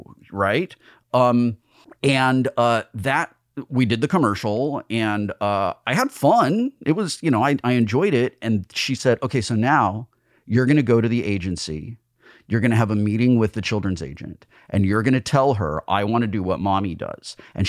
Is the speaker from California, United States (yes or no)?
yes; Burbank, California, United States; also born or lived in Sunland, Los Angeles; I grew up in Burbank.